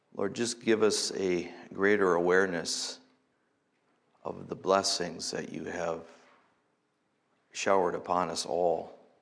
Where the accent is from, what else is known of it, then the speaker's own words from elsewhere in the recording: United States; here as Americans